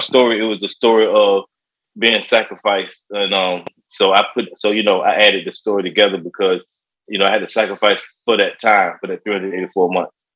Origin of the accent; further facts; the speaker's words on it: Virginia Beach, Virginia, United States; also born or lived in Chicago; I was raised around an area called uh, Bayside